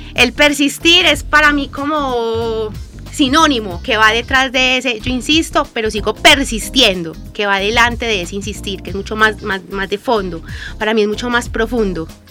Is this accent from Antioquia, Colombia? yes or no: yes; Guarne, Antioquia, Colombia; also born or lived in Medellín; nosotros somos del municipio de Guarne